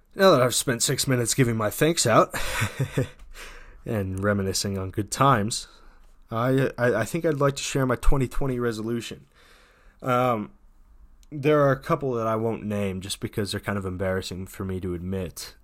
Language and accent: English; United States; as an American citizen